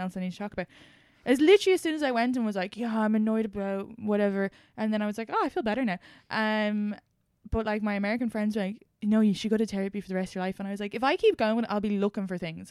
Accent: Ireland; now in New York, United States; being Irish in New York

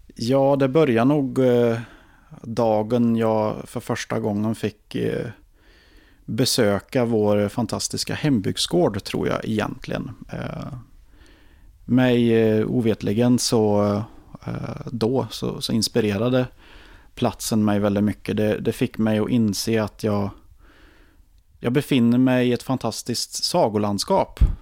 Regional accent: Ekshärad, Värmland, Sweden; also born or lived in Karlstad; min hembygd

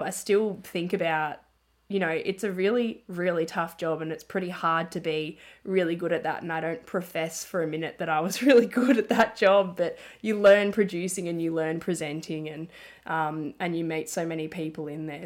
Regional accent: Melbourne, Victoria, Australia; also born or lived in Ballarat; I grew up in Melbourne and my family and friends are here

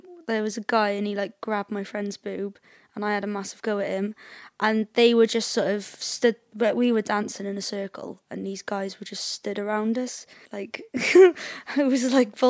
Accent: Cardiff, Wales, United Kingdom; I was brought up in Cardiff, so like I was brought up in the same way as all the people in Cardiff are, I guess.

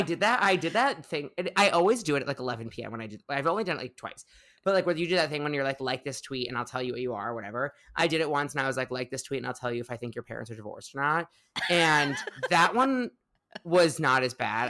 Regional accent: Highland Park, Illinois, United States; moved away as an adult; now in New York, United States; I grew up in the northern suburbs of Chicago, uh, a little town, little shtetl called Highland Park

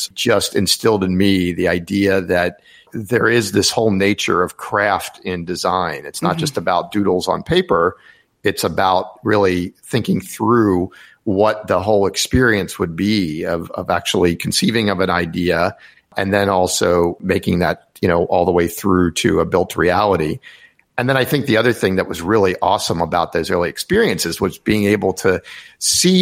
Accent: Rockville, Maryland, United States; born or raised there; now in Washington, D.C., United States

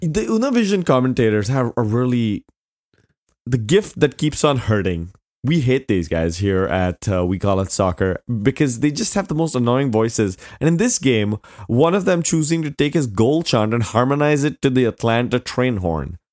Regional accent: India; moved away; I grew up in India

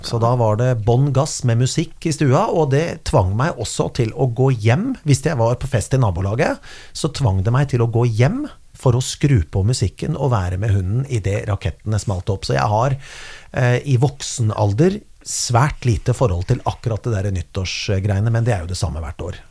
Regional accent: Kongsberg, Buskerud, Norway; jeg feiret jo veldig mye nyttår med vennene mine i tenårene og oppveksten på Kongsberg

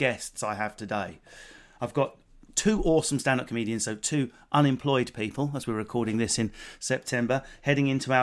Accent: England, United Kingdom; being English

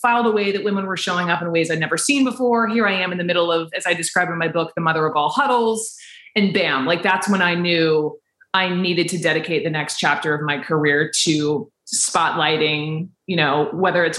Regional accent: Atlanta, Georgia, United States; moved away as an adult; also born or lived in Chapel Hill, North Carolina; born and raised in Atlanta

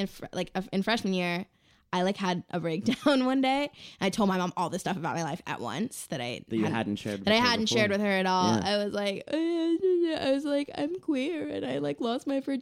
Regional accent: Southern California, United States; I grew up in Southern California

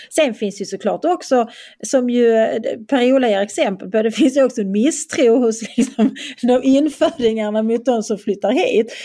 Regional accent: Skåne, Sweden; accent: Scanian; also born or lived in Österlen; now in Borrby, Sweden; jag är i alla fall bofast och jag är skåning

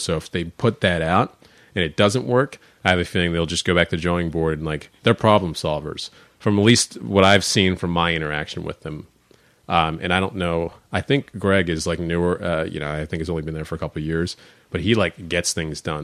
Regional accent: Upper Dublin, Pennsylvania, United States; also born or lived in Elkins Park, Pennsylvania / Melrose Gardens / South Philadelphia; now in Philadelphia, United States; I grew up first in Al, you know, in Elkins Park, Luma Gardens, and then we moved out to the suburbs

